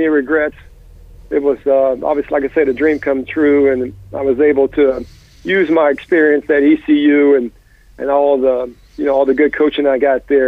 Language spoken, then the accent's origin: English; United States; now in Venice, United States; My hometown in Stark has offered me the job a few times.